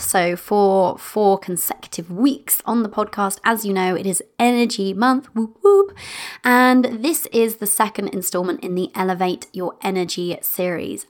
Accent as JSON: {"language": "English", "country": "United Kingdom", "said": "I'm British in that way"}